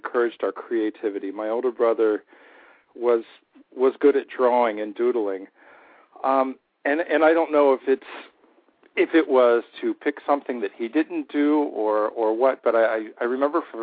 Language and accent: English; Peach Grove, Ohio, United States; I grew up where the farms meet the suburbs outside of Cincinnati, Ohio. Little area called Peach Grove, Ohio